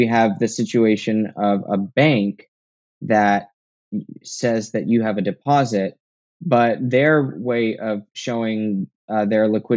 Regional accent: United States; I'm an American

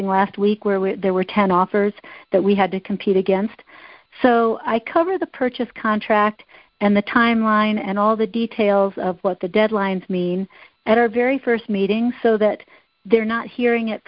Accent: Midwest, United States; now in Boulder, United States; I'm from the Midwest

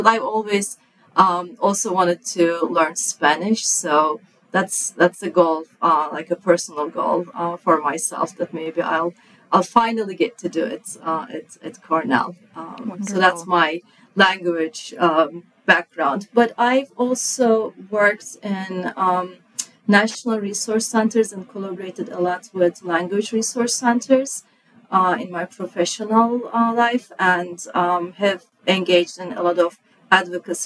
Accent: Turkey; first language Turkish; English is a second language; moved away; I grew up in Turkey, so I'm a native speaker of Turkish

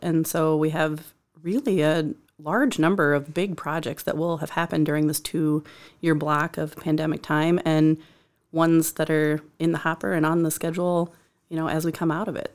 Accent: Decorah, Iowa, United States; moved away as an adult; also born or lived in Cedar Rapids; in my hometown

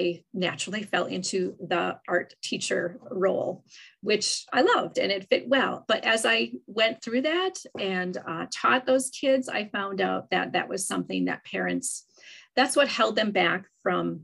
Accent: Wisconsin, United States; I'm from Wisconsin

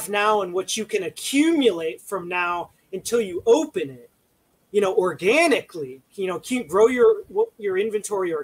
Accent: Minnesota, United States; now in California, United States; I'm originally from Minnesota

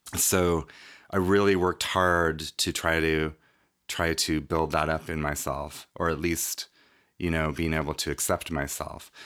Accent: Reno, Nevada, United States; I grew up in Reno, Nevada

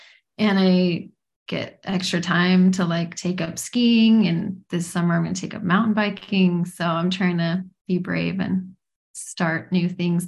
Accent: Utah, United States; also born or lived in Boston / Taiwan; I live in Utah. I'm born and raised in Utah. I served a mission for our church in Taiwan. So I speak very broken, like second grader Chinese. So it was a long time ago. I lived in Boston for 4 years.

